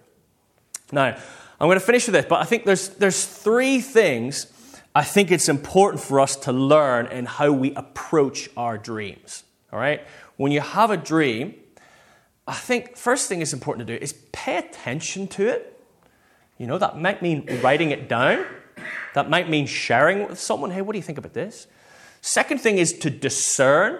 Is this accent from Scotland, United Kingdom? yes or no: no; Northern Ireland, United Kingdom; moved away; the church I grew up in back in Northern Ireland